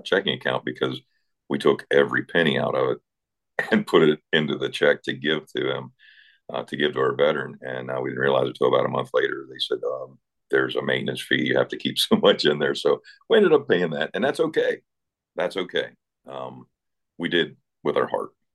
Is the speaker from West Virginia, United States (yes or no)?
yes; Eastern Panhandle, West Virginia, United States; moved away; grew up in West Virginia in the Eastern Panhandle, a town of about uh, 600 people.